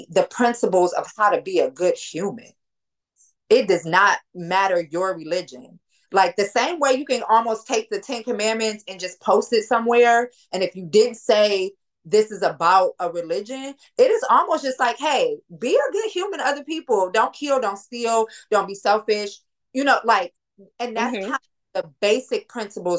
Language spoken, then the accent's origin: English; Detroit, Michigan, United States; my family is Black. We from Detroit